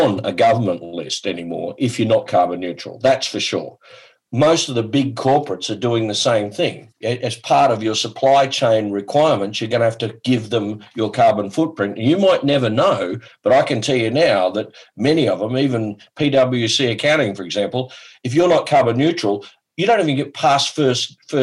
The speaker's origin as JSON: {"language": "English", "country": "Australia", "said": "I'm from Australia"}